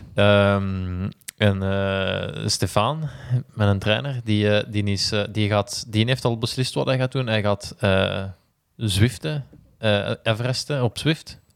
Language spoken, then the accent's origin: Dutch; Belgium; als Belgen